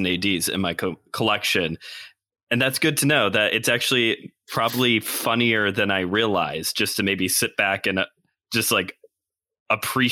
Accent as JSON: {"language": "English", "country": "United States", "said": "me being American"}